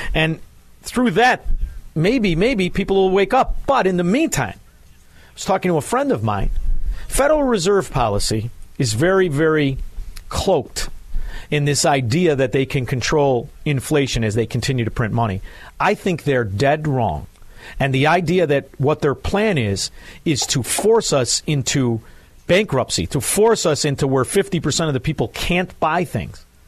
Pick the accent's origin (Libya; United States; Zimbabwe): United States; Chicago, Illinois; I'm from Chicago, I'm a Republican